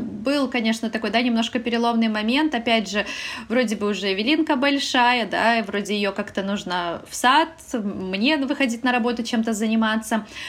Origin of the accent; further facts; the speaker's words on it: Belarus; moved away as an adult; now in Poland; я вообще из Беларуси, мы переехали mm-hmm. в Польшу